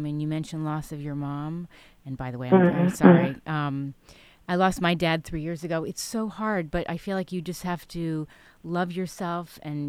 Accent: New York, United States; moved away; I mean, like I said, I grew up in New York. It's so eclectic, and you feel so free as far as creatively.

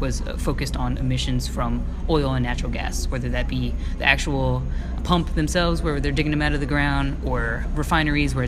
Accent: New Jersey, United States; moved away as an adult; also born or lived in New York / Irvine, California; now in California, United States; I grew up primarily on the East Coast between New York and New Jersey

